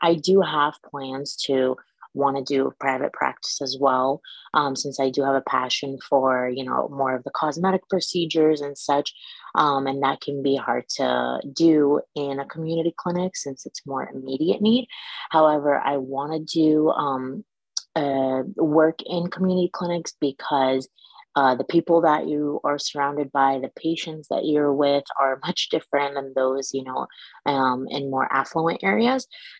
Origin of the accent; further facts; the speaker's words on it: Iraq; also born or lived in Michigan; now in East LA, United States; I'm originally from Iraq. I am Chaldean, and it's a very small population from Middle East, but right now I live in East LA.